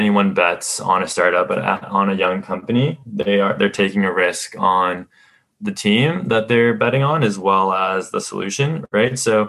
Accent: Mexico; now in Canada; When I immigrated to Canada from Mexico, I kind of grew up with my parents being self-starters, starting their own business

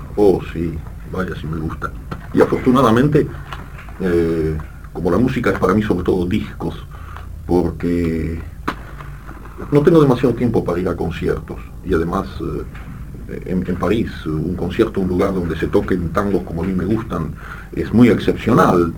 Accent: Argentina; born or raised there; accent: French accent; first language French; also born or lived in Brussels, Belgium

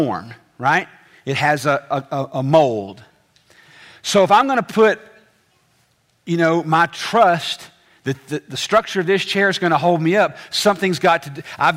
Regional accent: the South, United States

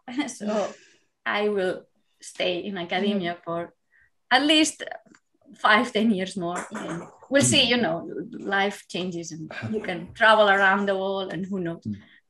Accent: Spain; now in Glasgow, United Kingdom; So I come from a small town, a rural area in Spain.

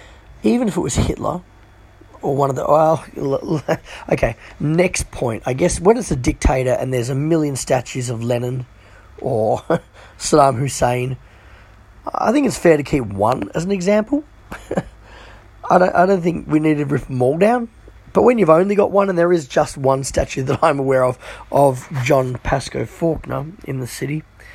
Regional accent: Hong Kong; also born or lived in China / India / Sri Lanka / Philippines; And I guess growing up in Hong Kong, and we spent time in China, we went to India, Sri Lanka. I remember being in the Philippines, Singapore. We spent all of my childhood, really, more or less, in Asian countries.

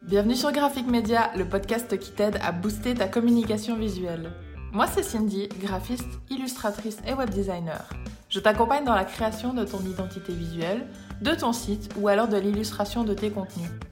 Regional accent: Switzerland; je viens de Suisse

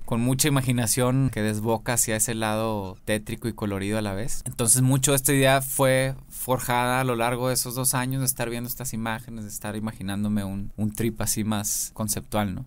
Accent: Monterrey, Nuevo León, Mexico; yo soy de Monterrey.

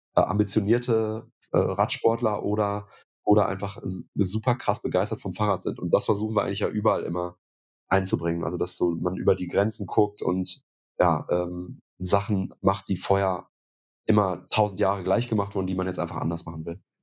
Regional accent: Münster, North Rhine-Westphalia, Germany; ich komme aus Münster

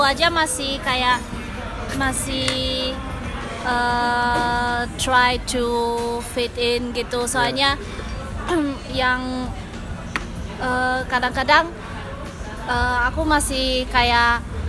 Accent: Germany; moved away as an adult; now in Indonesia; aku kan besarnya di Jerman

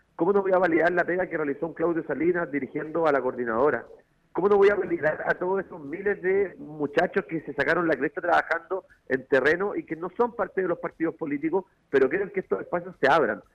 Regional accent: Chile; lo que vivimos ayer como chilenos

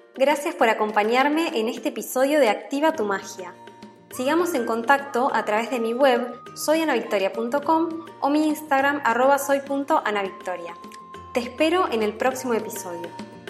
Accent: Argentina; moved away; llegar a mi país con ganas de ver a mi familia

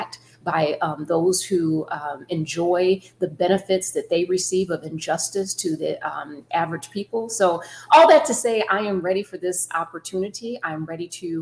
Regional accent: Saginaw, Michigan, United States; now in Florida, United States; I grew up in Saginaw, Michigan

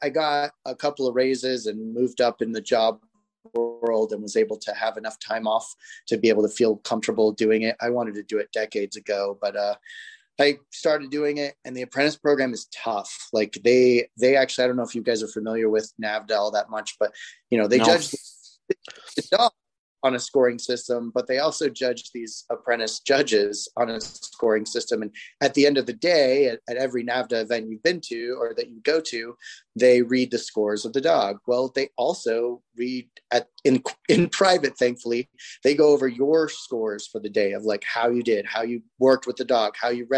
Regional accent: Utah, United States; moved away as an adult; also born or lived in California; I grew up in Utah

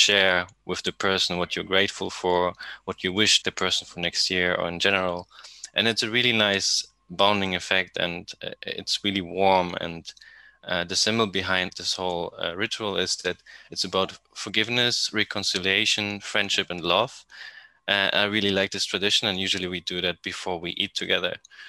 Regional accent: Poland; I'm from Poland

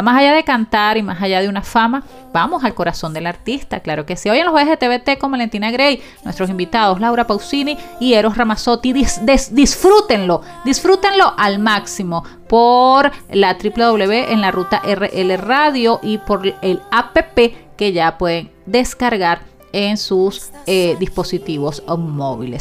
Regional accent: Venezuela; como periodista, como mujer, como venezolana

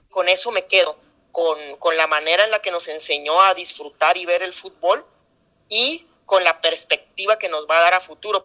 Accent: Culiacán, Sinaloa, Mexico; 100% culichi

